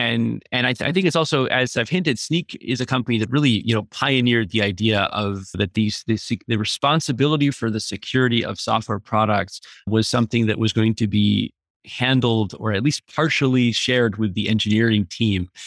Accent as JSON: {"language": "English", "town": "Boston", "region": "Massachusetts", "country": "United States", "said": "I'm originally from Boston"}